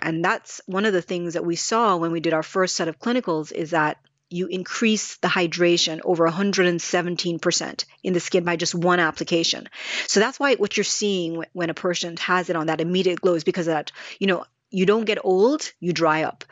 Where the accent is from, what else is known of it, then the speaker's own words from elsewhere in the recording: Jamaica; moved away; growing up in Jamaica